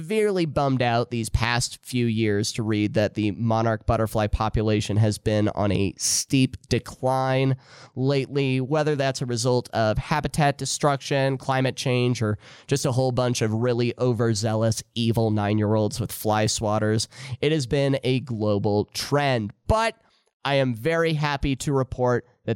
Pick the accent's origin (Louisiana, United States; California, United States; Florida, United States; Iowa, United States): Iowa, United States; Mariel; growing up in Mariel, Iowa